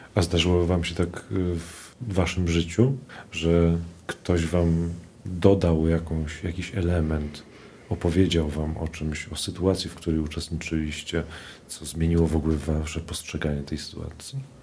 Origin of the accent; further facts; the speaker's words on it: Warsaw, Masovian Voivodeship, Poland; Ja się wychowywałem na tym Ursynowie